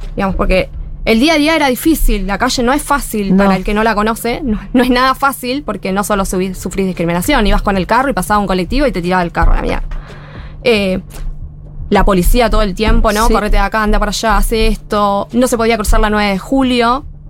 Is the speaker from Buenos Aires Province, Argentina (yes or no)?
yes; Lomas de Zamora, Buenos Aires Province, Argentina; also born or lived in Villa Martina; now in Villa Fiorito, Argentina; Yo nací en Lomas, Lomas Centro.